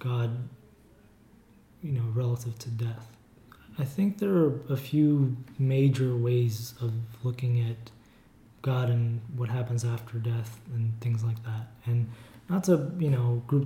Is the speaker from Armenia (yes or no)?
yes; Armenia; now in United States; we grew up in Armenia in the USSR